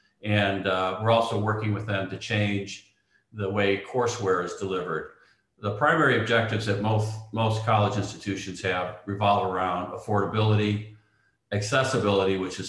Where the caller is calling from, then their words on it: New York, United States; I'm clicking in from beautiful North Shore of Long Island, New York.